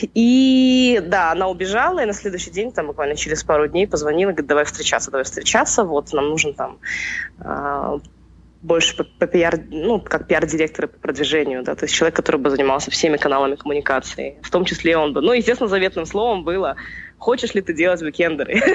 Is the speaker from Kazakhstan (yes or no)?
yes; Almaty, Kazakhstan; я же родилась в Алмате и прожила в Алмате